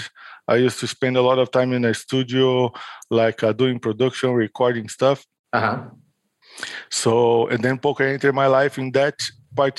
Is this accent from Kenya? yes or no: no; São Paulo, Brazil; São Paulo, which is my hometown in Brazil